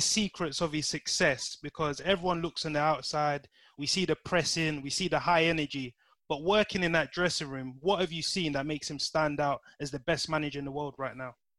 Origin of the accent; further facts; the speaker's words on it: London, United Kingdom; growing up in Bermondsey, obviously we're from you know the same ends